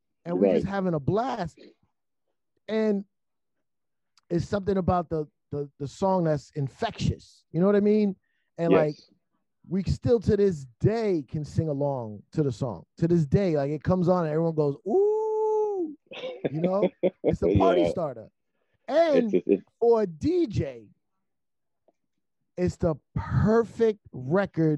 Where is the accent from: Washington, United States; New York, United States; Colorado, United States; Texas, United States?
New York, United States; New York City; I'm from the Bronx. I'm from the Bronx, New York City.